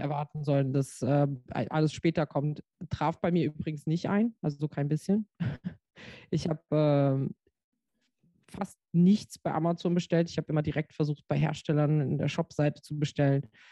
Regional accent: Frankfurt, Hesse, Germany; now in Rheinhessen, Germany; ich bin Frankfurterin, deswegen sage ich immer, dass ich aus Frankfurt noch immer noch aus Frankfurt komme.

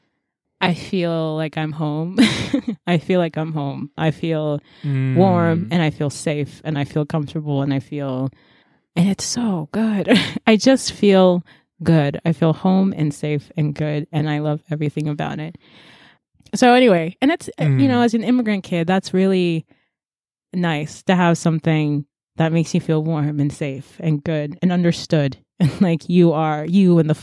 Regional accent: United States; I am American. I'm very American.

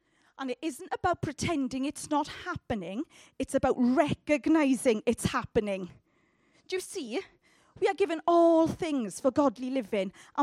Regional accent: United Kingdom; we are terribly British

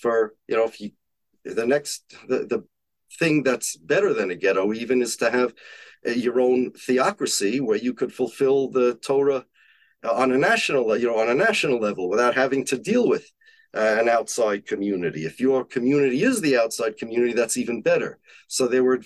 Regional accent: United States; I'm an American. My family's from Poland.

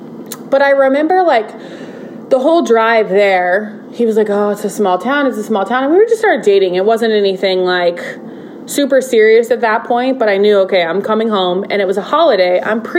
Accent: Belton, Missouri, United States; I grew up in a small town, and when I say small, I mean a large town compared to Memphis.

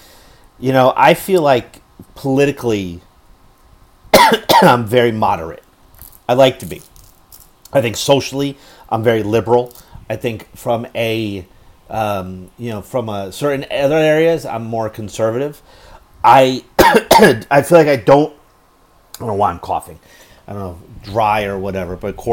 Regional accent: United States; as an American

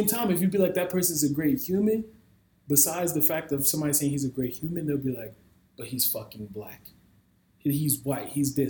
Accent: New York City, New York, United States; I grew up in New York City

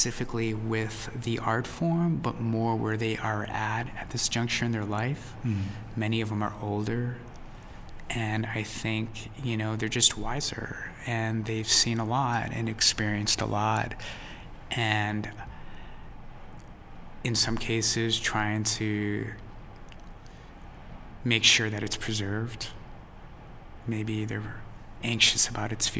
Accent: United States; we're all American

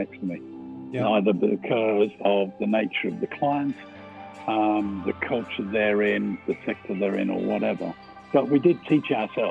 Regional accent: Birmingham, West Midlands, United Kingdom; accent: slight twang; I'm from Birmingham, so there's a slight twang to it

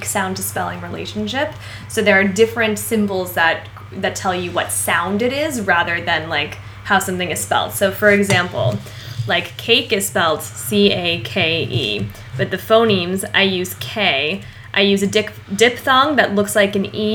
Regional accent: Ireland; as an Irish person

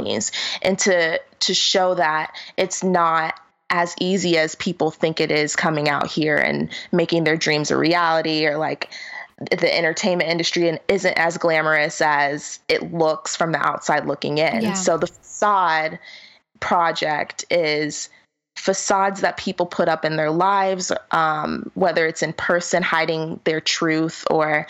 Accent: Florida, United States; now in Los Angeles, United States; I'm from Florida

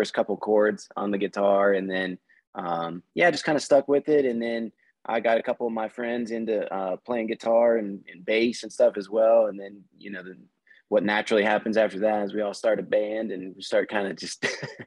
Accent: Northern Kentucky, United States; I grew up in Northern Kentucky, about 20 minutes south of Cincinnati, Ohio

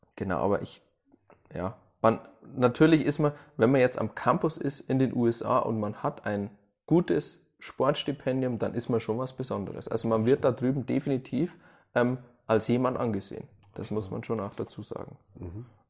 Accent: Germany; als Deutscher ist man da ehrlich

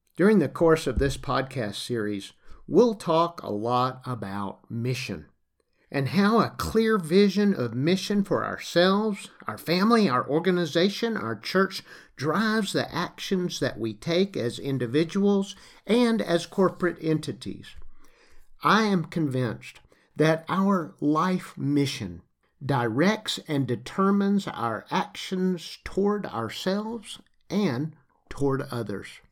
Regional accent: Lower Alabama, United States; accent: Southern; moved away; also born or lived in Great Rift Valley, East Africa; I grew up in the United States in L A. Now, y'all, that's Lower Alabama.

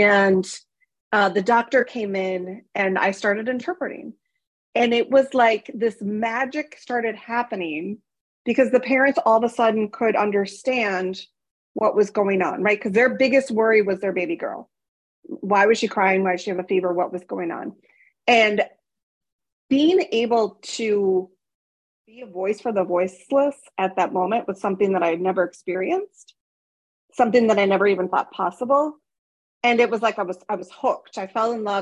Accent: Minnesota, United States; I grew up in Minnesota, not exactly, you know, the multilingual melting pot of the world

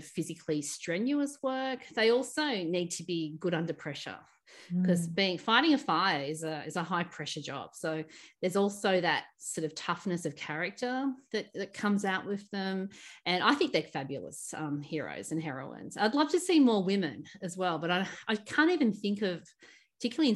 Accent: Australia; Being an Aussie.

